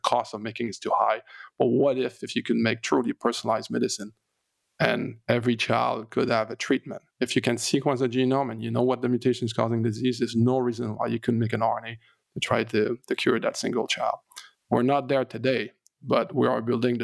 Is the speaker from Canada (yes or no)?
yes; Canada; I'm French Canadian